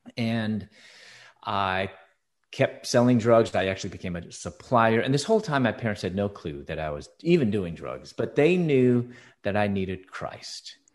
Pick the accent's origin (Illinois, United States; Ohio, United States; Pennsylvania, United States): Illinois, United States; Chicago; moved away as an adult; also born or lived in Louisville, Kentucky; I was born and raised in Chicago